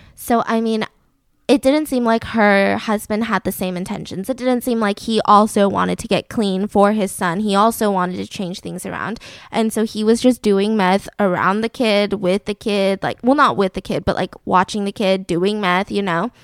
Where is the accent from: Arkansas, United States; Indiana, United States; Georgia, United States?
Georgia, United States; Atlanta; now in Los Angeles, United States; the great, wonderful, peachy state that I grew up in, Atlanta, Georgia